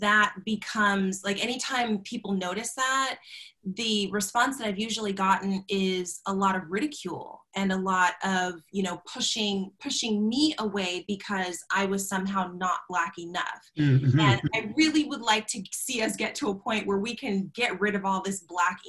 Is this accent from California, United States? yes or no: yes; California, United States; I mentioned earlier that I grew up in Southern California.